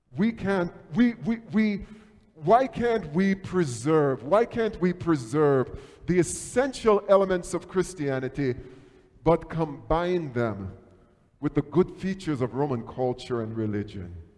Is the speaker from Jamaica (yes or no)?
yes; Jamaica; moved away; Growing up in Jamaica